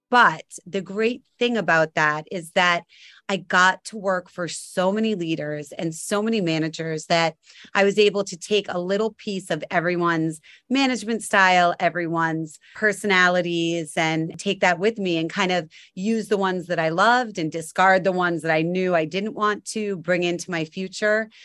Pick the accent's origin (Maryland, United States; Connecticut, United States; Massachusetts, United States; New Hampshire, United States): Massachusetts, United States; Cape Cod; I grew up on Cape Cod